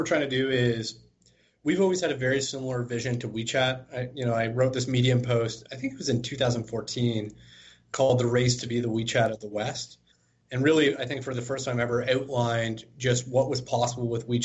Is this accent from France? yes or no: no; Toronto, Ontario, Canada; born and raised in Toronto